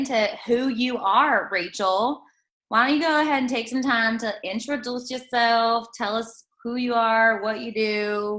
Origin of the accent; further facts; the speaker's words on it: Texas, United States; moved away; I am from Texas as well.